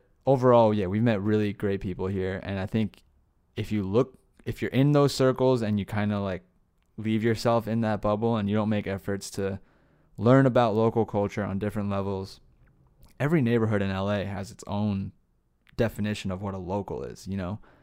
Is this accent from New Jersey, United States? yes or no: yes; New Jersey, United States; also born or lived in Asbury Park, New Jersey; now in Los Angeles, United States; where I grew up in Jersey. I lived in a lot of places in Jersey.